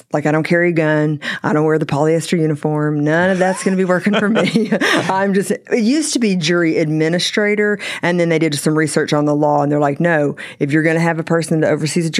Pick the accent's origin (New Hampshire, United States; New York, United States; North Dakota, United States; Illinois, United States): North Dakota, United States; Minot; born there; So believe it or not, I'm an Air Force brat. And so I was born in Minot, North Dakota.